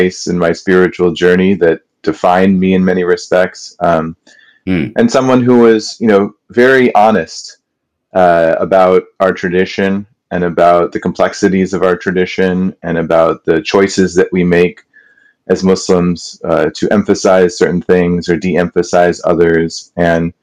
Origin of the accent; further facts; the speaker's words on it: Kenilworth, Illinois, United States; I grew up in this town called Kenilworth